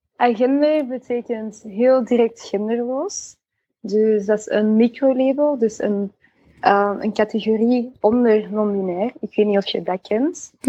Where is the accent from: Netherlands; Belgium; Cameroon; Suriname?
Belgium; Antwerp, Flanders; ik van Antwerpen ben